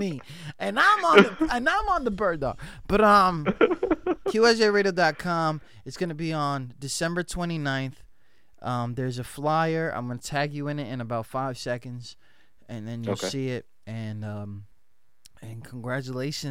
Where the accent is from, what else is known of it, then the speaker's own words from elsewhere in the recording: New York City, New York, United States; I'm from the Bronx, and it comes with your blood